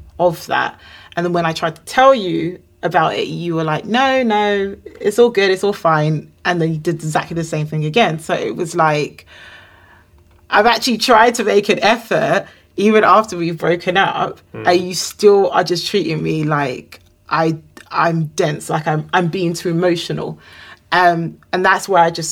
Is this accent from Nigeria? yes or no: yes; Nigeria; we're both Nigerian